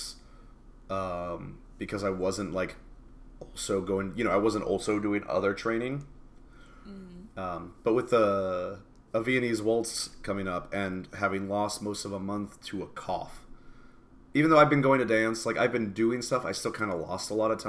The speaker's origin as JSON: {"language": "English", "town": "Seattle", "region": "Washington", "country": "United States", "moved": "yes", "lives_now": "Texas, United States", "said": "we're from Seattle"}